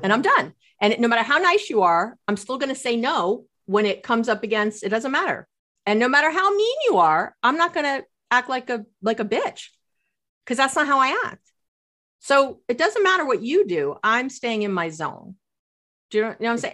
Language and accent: English; New York, United States; growing up in New York